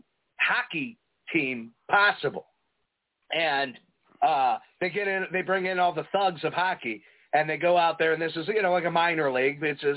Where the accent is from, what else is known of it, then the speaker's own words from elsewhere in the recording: Prospect Heights, Illinois, United States; You know, I come from Prospect Heights.